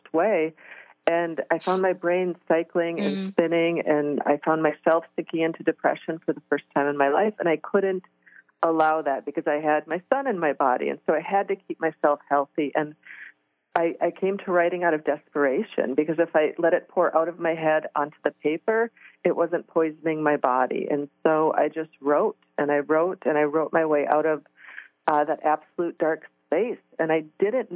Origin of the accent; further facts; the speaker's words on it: Midwest, United States; I was raised in the Midwest